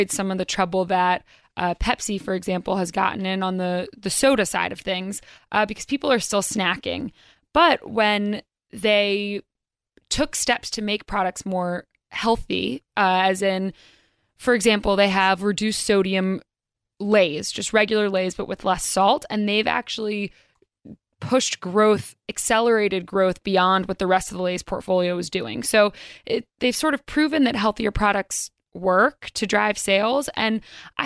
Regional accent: North Carolina, United States; now in New York, United States; I'm from North Carolina originally

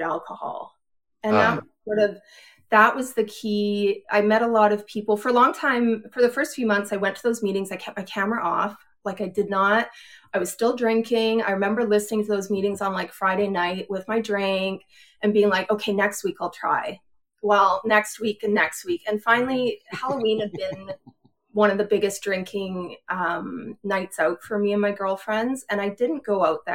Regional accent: Edmonton, Alberta, Canada; moved away as an adult; now in Pennsylvania, United States; I grew up in Edmonton, in Alberta

